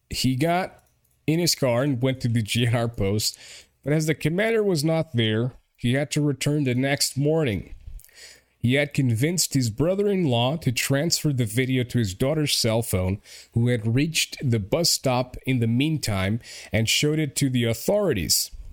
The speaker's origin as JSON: {"language": "English", "country": "Portugal", "second_language": "English"}